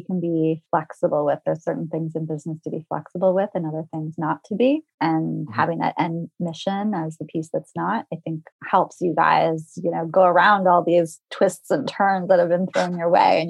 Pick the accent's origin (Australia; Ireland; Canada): Canada; And I'm Canadian. I'm based in Toronto right now.